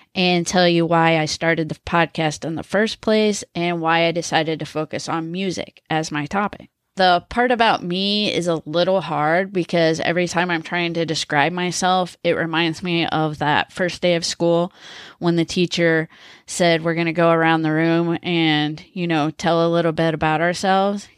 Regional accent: Missouri, United States; also born or lived in Connecticut; I was born in Connecticut and raised in Missouri.

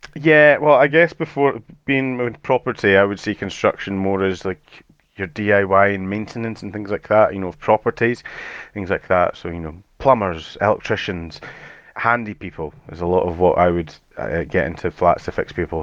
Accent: Edinburgh, Scotland, United Kingdom; accent: Scottish; so I'm from Edinburgh in Scotland, so we we don't have too it's not too much of a strong Scottish accent

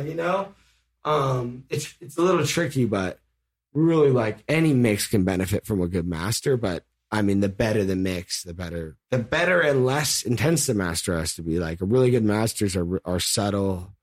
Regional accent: El Cerrito, California, United States; I'm actually from El Cerrito, California.

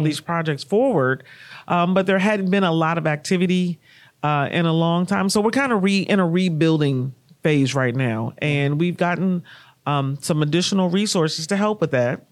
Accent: Kansas City, Missouri, United States; moved away as an adult; also born or lived in Washington, D.C.; my hometown of Kansas City, Missouri

